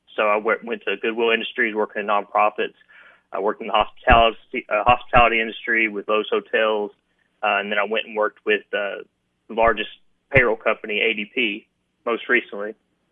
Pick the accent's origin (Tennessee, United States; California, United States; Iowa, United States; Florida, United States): Tennessee, United States; Sumner County; also born or lived in Eastern Kentucky; I come from Eastern Kentucky originally, and my parents are both musicians. They brought me down to Nashville. So I've lived in Tennessee since I was a little boy. Went to schools in Sumner County